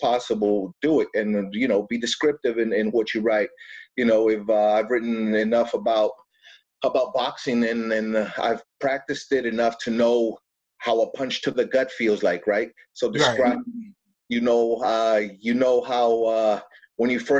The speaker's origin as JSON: {"language": "English", "town": "El Paso", "region": "Texas", "country": "United States", "moved": "as an adult", "lives_now": "Dallas, United States", "said": "I'm from El Paso. We moved to Dallas so I could attend graduate school out here."}